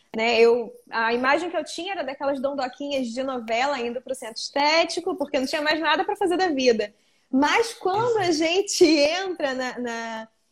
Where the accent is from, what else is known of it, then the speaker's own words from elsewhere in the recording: Arraial do Cabo, Rio de Janeiro, Brazil; eu sou de Arraial do Cabo, região do interior da região dos Lagos do Rio